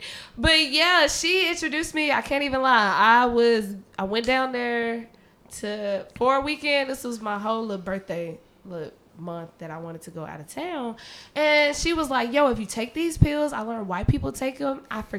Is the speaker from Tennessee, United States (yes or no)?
yes; Memphis, Tennessee, United States; I'm the nigga from Memphis.